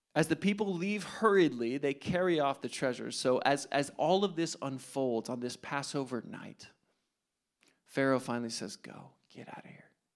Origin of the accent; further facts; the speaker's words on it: New Jersey, United States; I'm from New Jersey